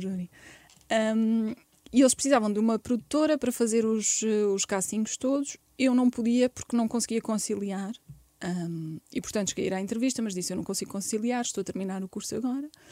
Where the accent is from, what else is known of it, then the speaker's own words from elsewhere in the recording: Barreiro, Setúbal, Portugal; eu nasci no Barreiro